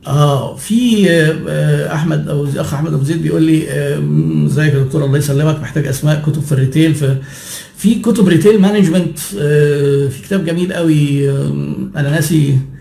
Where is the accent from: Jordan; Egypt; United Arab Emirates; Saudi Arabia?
Egypt; عندنا في مصر